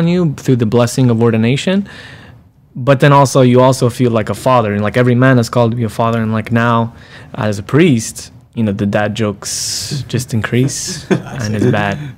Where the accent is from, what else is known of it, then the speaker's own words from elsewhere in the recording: San Diego, California, United States; I'm originally from San Diego, California. I was born and raised there.